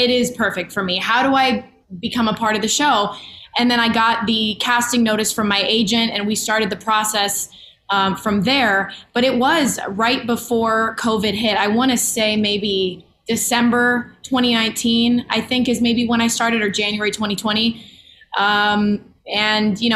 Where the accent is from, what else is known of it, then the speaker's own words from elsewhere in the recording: Chicago, Illinois, United States; now in Los Angeles, United States; I am from Chicago, my hometown